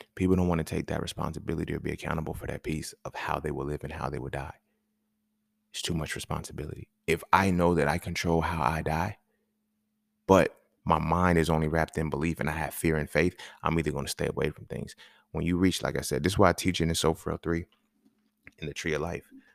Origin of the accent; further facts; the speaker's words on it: California, United States; moved away; when I grew up in California